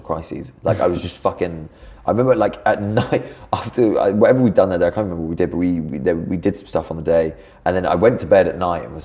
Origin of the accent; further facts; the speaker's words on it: Brighton, South East England, United Kingdom; I'm from Brighton